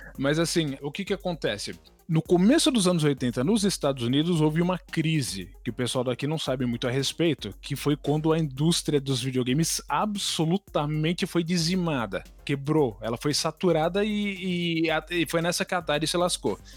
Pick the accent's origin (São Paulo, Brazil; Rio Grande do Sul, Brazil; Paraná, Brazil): São Paulo, Brazil; Taboão da Serra; Quando eu era criança, ainda morava no Taboão da Serra